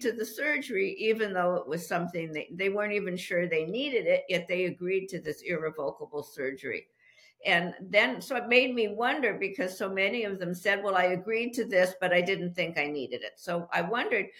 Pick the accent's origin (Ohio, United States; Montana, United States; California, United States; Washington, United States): California, United States; Los Angeles; moved away as an adult; now in Petaluma, United States; I'm originally from Los Angeles